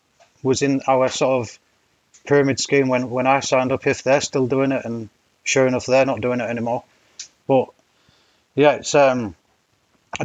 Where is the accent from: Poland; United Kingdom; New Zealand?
United Kingdom; Hull, Yorkshire and the Humber; moved away as an adult; also born or lived in Cambridge; I'm from Hull initially, so East Yorkshire